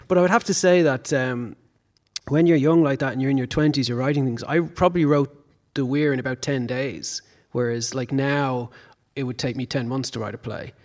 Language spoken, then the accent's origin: English; Dublin, Leinster, Ireland; I grew up in Raheny, so my upbringing was in the suburbs